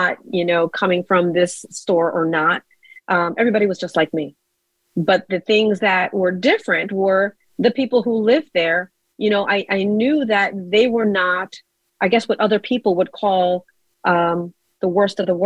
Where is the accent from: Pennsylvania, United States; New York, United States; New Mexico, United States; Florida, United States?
New York, United States; New York City; I was born in Brooklyn and raised in the projects of Marcy.